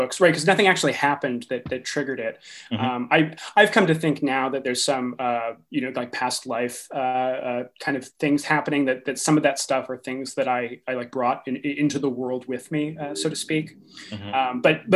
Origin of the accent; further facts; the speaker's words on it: Eastern Massachusetts, United States; now in Sacramento, United States; I grew up in Massachusetts, actually, in Eastern Massachusetts